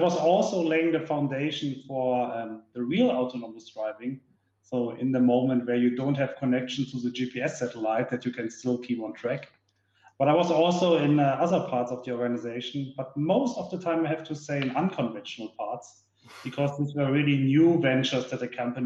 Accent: Duisburg, North Rhine-Westphalia, Germany; now in Munich, Germany; I was born and raised in Duisburg, that's in the west part of Germany, right in the industrial heart. Currently, I'm living here in Munich.

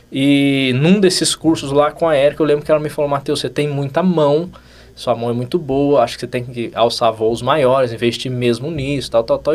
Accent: Cachoeira Paulista, São Paulo, Brazil; sou de Cachoeira Paulista, uma cidadezinha do Vale do Paraíba, 30 e poucos mil habitantes. Então me formei e voltei para minha cidade

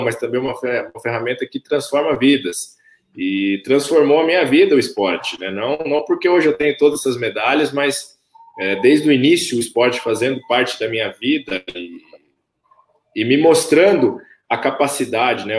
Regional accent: Camanducaia, Minas Gerais, Brazil; also born or lived in Campinas; now in Bragança Paulista, Brazil; eu cresci ali em Camanducaia, desenvolvi ali

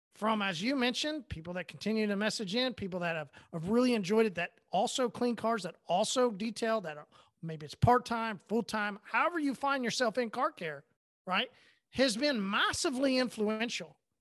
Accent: Oklahoma, United States; I'm from Oklahoma, I only go once a year

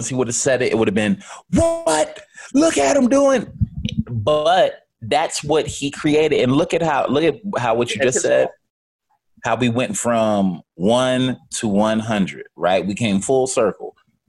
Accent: United States; But I am American, so that gives me rights to have these types of opinions.

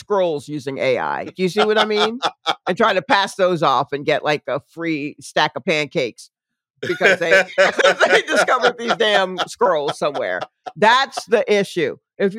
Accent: New York City, New York, United States; I'm from Brooklyn.

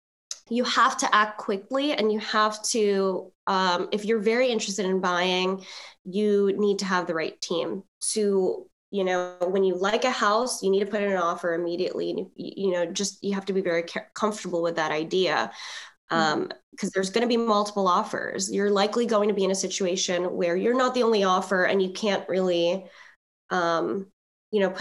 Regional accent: Philippines; I'm Filipino

